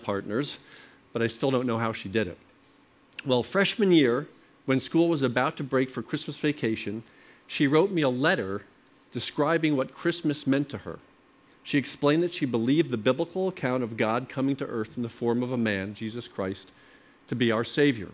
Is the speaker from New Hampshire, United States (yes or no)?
no; Short Hills, New Jersey, United States; also born or lived in Princeton, New Jersey / Cambridge, Massachusetts; I was born in Short Hills and grew up here